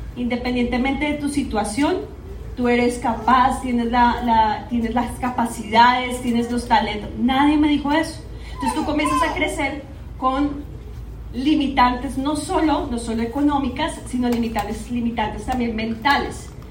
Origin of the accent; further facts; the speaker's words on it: Bogotá, Colombia; moved away as an adult; yo soy de Bogotá, Colombia. Allá, pues de mis orígenes, 34 años estuve allá viviendo en esa ciudad